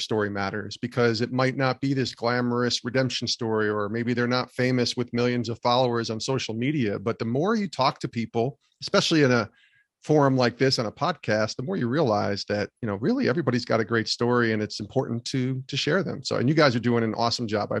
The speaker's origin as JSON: {"language": "English", "town": "Albany", "region": "New York", "country": "United States", "tie": "born or raised there", "said": "Growing up in Albany, New York"}